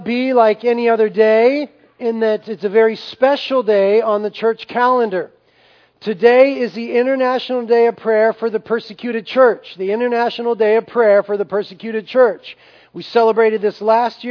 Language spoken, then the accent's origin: English; United States; we have a tremendous privilege as Americans, as American Christians